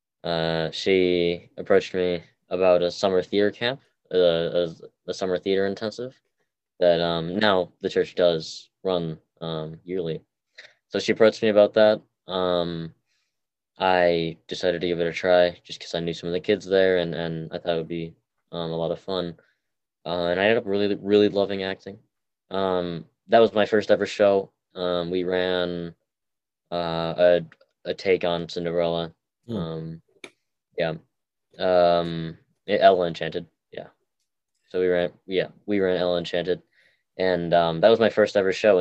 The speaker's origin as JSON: {"language": "English", "region": "Massachusetts", "country": "United States", "tie": "born or raised there", "also_born_or_lived": "Seoul, South Korea", "said": "I was born in South Korea, Seoul, South Korea. I was adopted to the United States, Massachusetts specifically, when I was around 11 months old"}